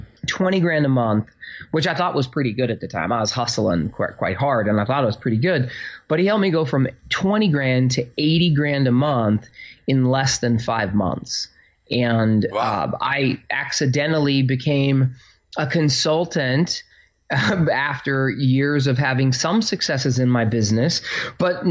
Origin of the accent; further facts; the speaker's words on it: Phoenix, Arizona, United States; now in New Jersey, United States; I grew up in Phoenix, Arizona, with like I was the poor kid.